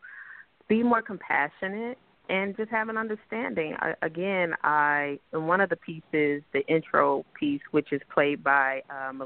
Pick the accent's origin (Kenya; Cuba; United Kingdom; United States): United States; New York; I am a New Yorker